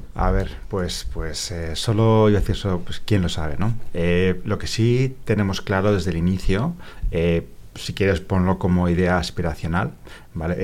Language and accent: Spanish; Spain; los españoles que vamos allá